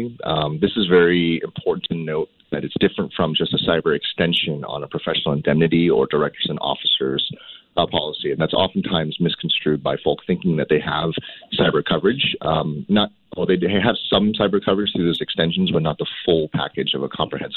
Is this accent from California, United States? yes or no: yes; Cupertino, California, United States; I grew up in Cupertino